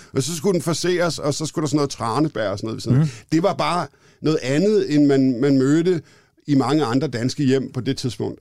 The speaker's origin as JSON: {"language": "Danish", "town": "Copenhagen", "region": "Capital Region of Denmark", "country": "Denmark", "tie": "born or raised there", "also_born_or_lived": "London", "said": "jeg er københavnerdreng, jeg er, mm. er født i det, der hedder København K"}